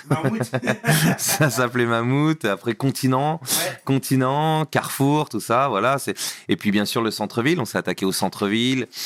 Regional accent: Normandy, France; Alors à la base, moi je viens, je viens de Normandie

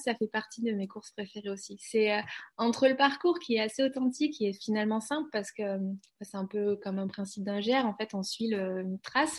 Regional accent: Cantal, Auvergne-Rhône-Alpes, France; moved away; also born or lived in Aveyron / Haute-Savoie; Je suis née dans le Cantal, hein, je suis pas née dans les Alpes

